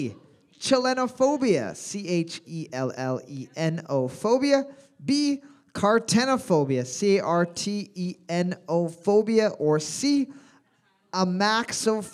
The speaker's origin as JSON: {"language": "English", "country": "United States", "said": "I'm American"}